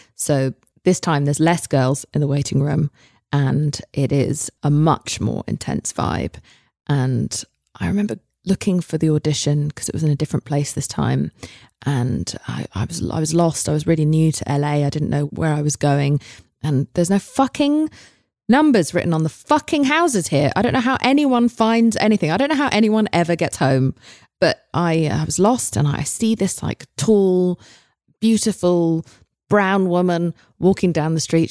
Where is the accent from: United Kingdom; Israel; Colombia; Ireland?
United Kingdom; England; moved away; I'm English